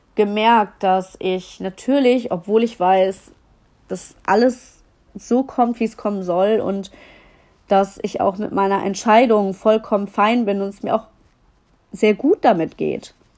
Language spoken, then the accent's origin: German; Düsseldorf, North Rhine-Westphalia, Germany; ich komme aus Düsseldorf